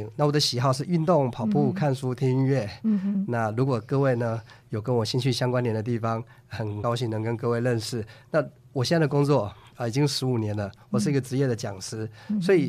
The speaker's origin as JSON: {"language": "Chinese", "country": "Taiwan", "tie": "born or raised there", "said": "首先，第一个原因是我在台湾长大嘛。那我觉得，如果今天就讲的白话一点了，假如是今天。混得还可以，还不错的话，我想呢，应该是要回来台湾这块孕育我的地方，为这块地方做点什么。"}